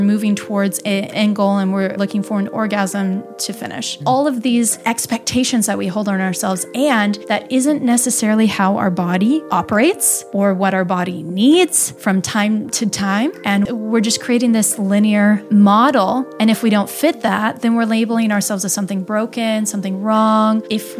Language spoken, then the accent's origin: English; Midwest, United States; You know, I'm from the Midwest, and the most that we know is I had Catholicism and I had Midwest values